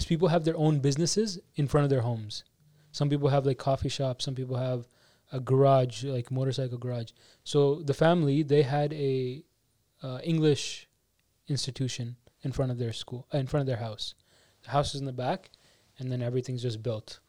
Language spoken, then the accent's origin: English; Canada; I come from Canada.